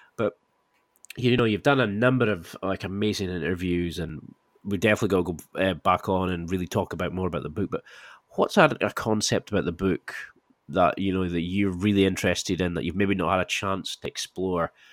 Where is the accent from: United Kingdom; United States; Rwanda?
United Kingdom; Scotland; I'm Scottish.